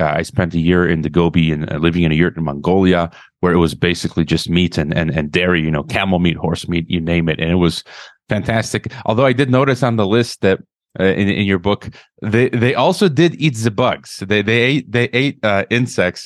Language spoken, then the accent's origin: English; Chicago, Illinois, United States; moved away; I'm from Chicago, Illinois originally